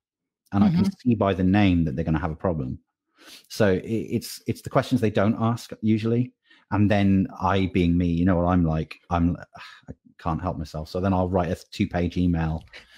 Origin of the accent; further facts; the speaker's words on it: United Kingdom; I'm British. We don't think we're worth it. It's not how it works over here.